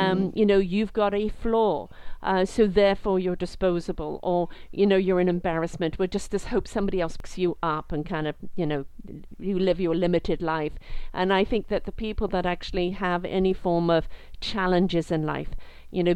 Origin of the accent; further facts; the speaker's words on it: England, United Kingdom; I'm British, brought up in England